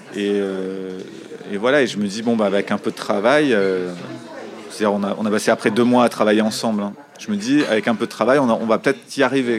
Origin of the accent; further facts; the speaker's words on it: Marseille, Provence-Alpes-Côte d'Azur, France; j'ai grandi à Marseille